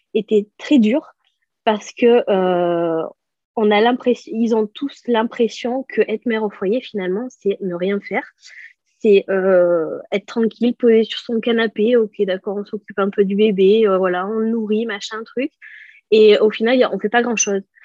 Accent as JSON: {"language": "French", "town": "Bort-les-Orgues", "region": "Auvergne-Rhône-Alpes", "country": "France", "tie": "born or raised there", "also_born_or_lived": "Clermont-Ferrand", "moved": "as an adult", "lives_now": "Pau, France", "said": "je suis originaire de Bord-les-Orgues, ben, une petite ville qui est limitrophe entre euh, le, Cantal et la Corrèze"}